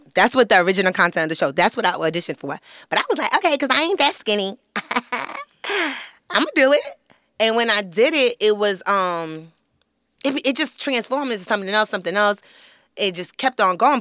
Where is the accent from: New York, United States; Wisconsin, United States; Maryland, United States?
New York, United States; New York City; I'm from Flatbush, Brooklyn